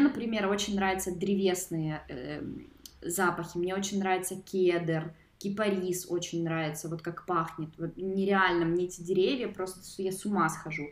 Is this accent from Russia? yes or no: no; Mykolaiv, Mykolaiv Oblast, Ukraine; я из Николаева